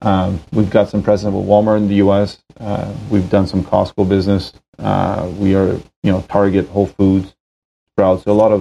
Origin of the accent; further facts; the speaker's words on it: Montreal, Quebec, Canada; moved away as an adult; now in Toronto, Canada; we're both in Toronto. John grew up in Scarborough here. I grew up in Montreal. Been living here for about 8 years now.